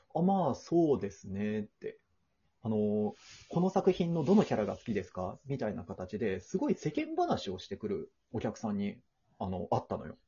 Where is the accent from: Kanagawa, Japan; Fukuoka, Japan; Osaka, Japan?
Osaka, Japan; moved away as an adult; now in Tokyo, Japan; お地元大阪なんだけども、大阪から上京してきて、初めての東京、大都会